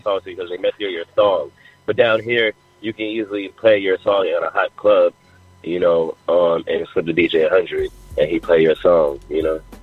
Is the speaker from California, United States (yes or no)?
no; New York City, New York, United States; now in Atlanta, United States; I'm originally from Jamaica, Queens. I've been I'm an Atlanta resident